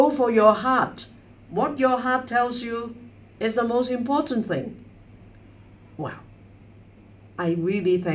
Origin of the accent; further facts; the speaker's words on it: Hong Kong; now in Beijing, China; I was born in Hong Kong, educated in Hong Kong